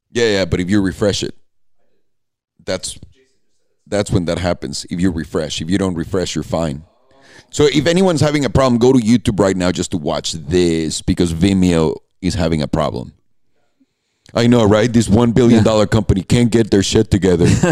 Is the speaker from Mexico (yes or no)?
yes; Mexico; In the middle of Mexico, and I'm like, I'm from here.